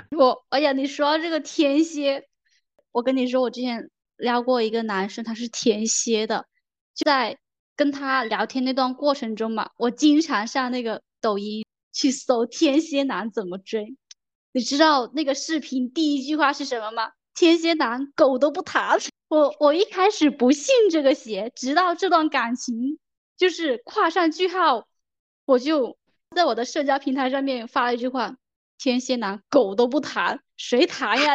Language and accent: Chinese; Guangdong, China; 我是广东人哎，我是南方人